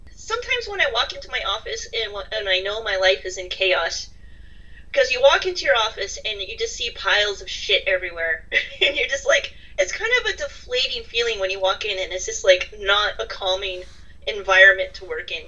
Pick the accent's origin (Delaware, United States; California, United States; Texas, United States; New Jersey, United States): California, United States; also born or lived in Ireland; now in Massachusetts, United States; I grew up in California